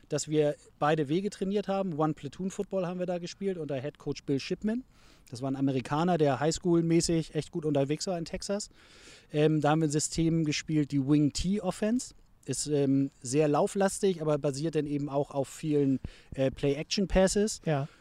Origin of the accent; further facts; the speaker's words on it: Hamburg, Germany; Ich bin in Bildstedt aufgewachsen